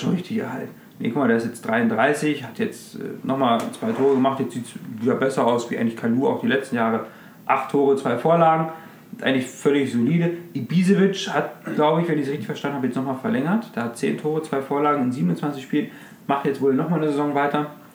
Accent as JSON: {"language": "German", "town": "Hanover", "region": "Lower Saxony", "country": "Germany", "said": "als Hannoveraner"}